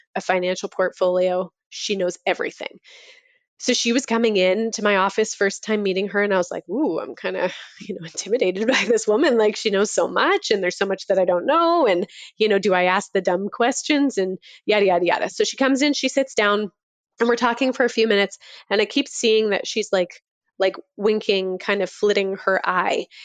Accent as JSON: {"language": "English", "town": "Toronto", "region": "Ontario", "country": "Canada", "moved": "yes", "said": "I'm from Toronto originally"}